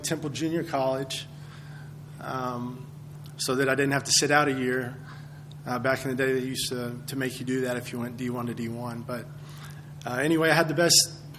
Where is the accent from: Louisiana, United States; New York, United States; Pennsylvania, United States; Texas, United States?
Texas, United States; Midland; I grew up in Midland, Texas, going to Midland Christian, graduated from Midland High.